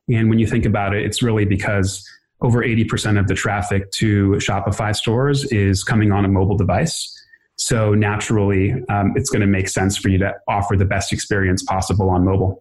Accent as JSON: {"language": "English", "town": "Los Angeles", "region": "California", "country": "United States", "tie": "born or raised there", "also_born_or_lived": "New York", "said": "i was born in new york when i was one my parents moved to uh, the los angeles area grew up in this area close to santa monica"}